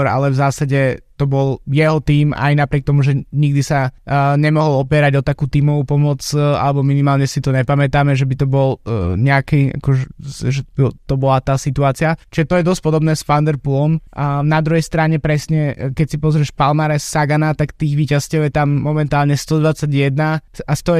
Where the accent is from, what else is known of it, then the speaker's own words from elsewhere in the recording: Slovakia; jednak sme Slováci samozrejme